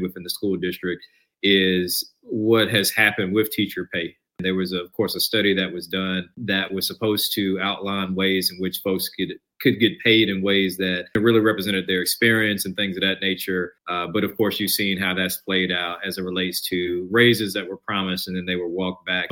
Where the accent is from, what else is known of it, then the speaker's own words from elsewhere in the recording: Charlotte, North Carolina, United States; also born or lived in Clarkston, Georgia; now in Durham, United States; Charlotte is where I spent middle school onward